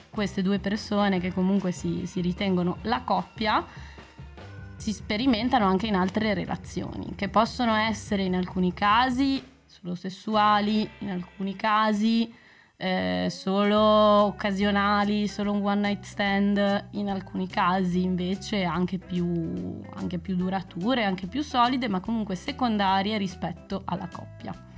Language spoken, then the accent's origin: Italian; Bologna, Emilia-Romagna, Italy; moved away as an adult; now in Brussels, Belgium; prima abitavo a Bologna sono di Bologna